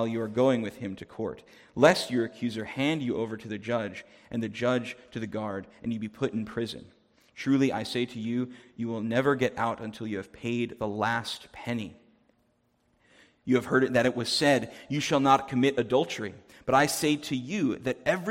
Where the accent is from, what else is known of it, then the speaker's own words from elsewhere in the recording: New Jersey, United States; moved away as an adult; now in Winnipeg, Canada; I'm originally from New Jersey, so farmland is not something I grew up seeing very much